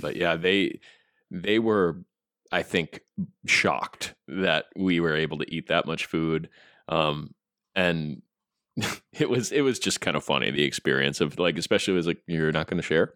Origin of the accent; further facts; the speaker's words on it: United States; as an American